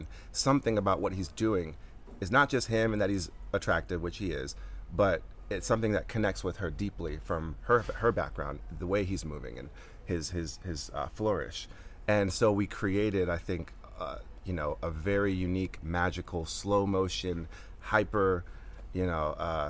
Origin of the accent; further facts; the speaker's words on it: Atlanta, Georgia, United States; So I'm born and raised in Atlanta.